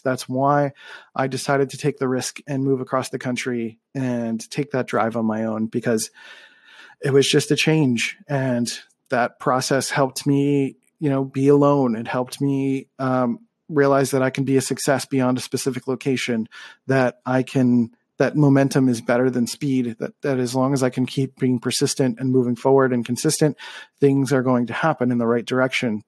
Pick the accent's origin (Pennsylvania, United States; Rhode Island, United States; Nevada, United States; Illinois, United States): Pennsylvania, United States; Philadelphia; moved away as an adult; also born or lived in California; I grew up in Philly